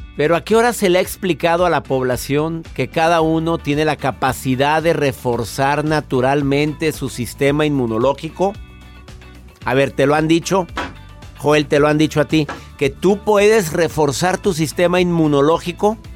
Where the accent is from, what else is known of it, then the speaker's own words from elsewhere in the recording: Mexico; mi país, mi México